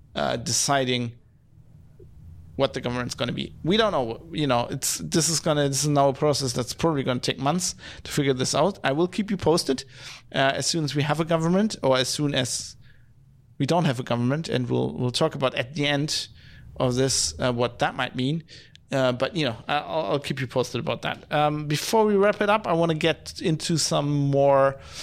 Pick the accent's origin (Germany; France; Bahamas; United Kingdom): Germany; Duisburg, North Rhine-Westphalia; my hometown of Duisburg